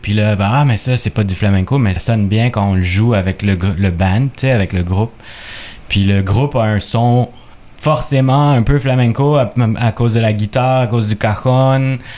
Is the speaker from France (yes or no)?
no; Quebec, Canada; québécois d'origine chilienne, on pourrait dire chilécois